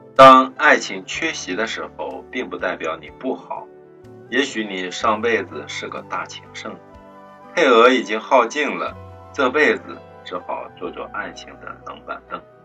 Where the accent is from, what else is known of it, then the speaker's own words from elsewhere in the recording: China; 明天是七夕，是我们中国人的情人节